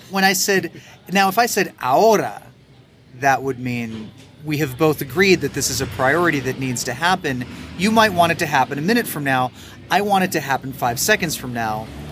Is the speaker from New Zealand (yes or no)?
no; United States; now in Mexico; as an American